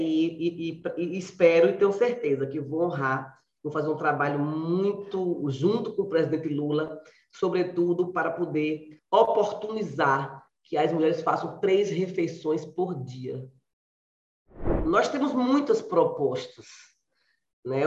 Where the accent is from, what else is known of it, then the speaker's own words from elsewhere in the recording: Biritinga, Bahia, Brazil; now in Camaçari, Brazil; Eu nasci numa cidadezinha pequena, no sertão da Bahia, aqui em Biritinga, em Biritinga, e vim para Camaçari em busca exatamente de estudos